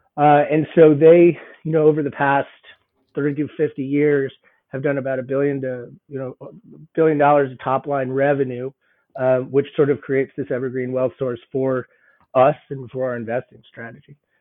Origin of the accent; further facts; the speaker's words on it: Boulder, Colorado, United States; moved away as an adult; also born or lived in Southern California / Nashville; I'm actually born and raised in Boulder, so didn't go far from home